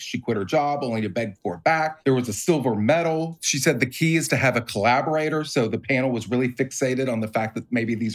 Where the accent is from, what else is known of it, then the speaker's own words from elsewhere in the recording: Tennessee, United States; I'm from Tennessee, and we drink whiskey with everything